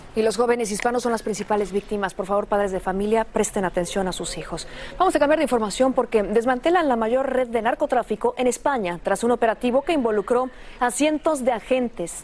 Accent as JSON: {"language": "Spanish", "country": "Mexico", "said": "incluso como mexicana"}